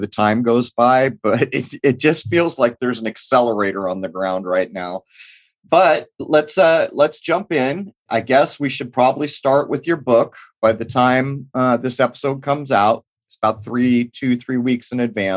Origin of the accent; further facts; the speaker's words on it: United States; as an American